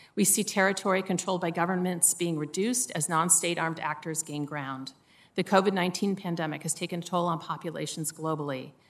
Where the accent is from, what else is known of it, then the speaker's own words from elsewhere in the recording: Midwest, United States; Growing up in the Midwest